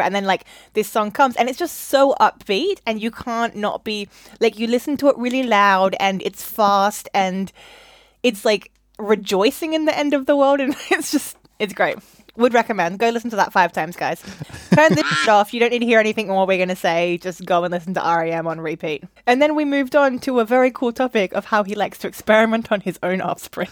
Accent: Australia; now in London, United Kingdom; I'm Australian

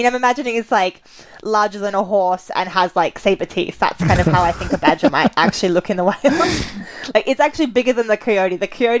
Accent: Australia; growing up in Australia, we had a lot of kind of British children's books

